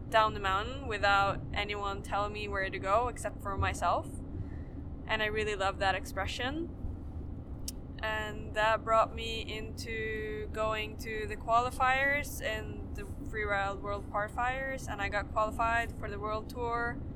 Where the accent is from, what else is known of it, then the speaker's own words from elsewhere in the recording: Sweden; I'm from Sweden.